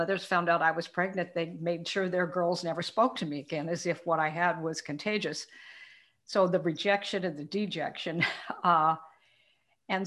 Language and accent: English; Portland, Oregon, United States; I was born in Portland, Oregon, raised in the upper end of Portland.